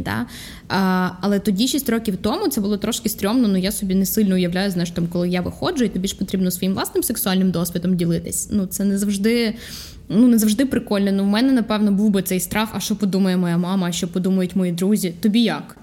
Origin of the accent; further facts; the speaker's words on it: Vinnytsia, Vinnytsia Oblast, Ukraine; now in Kyiv, Ukraine; я із міста Вінниця